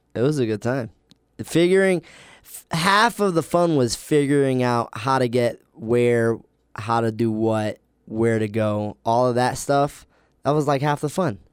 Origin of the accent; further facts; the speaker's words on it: Ocala, Florida, United States; moved away as an adult; also born or lived in New York / Virginia Beach / Chicago; now in Logan, United States; I grew up in Ocala, Florida, which is the boonies